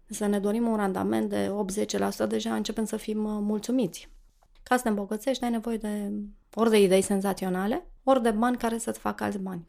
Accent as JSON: {"language": "Romanian", "town": "Cluj-Napoca", "region": "Cluj County", "country": "Romania", "tie": "born or raised there", "said": "Sunt clujancă, m-am născut la Cluj"}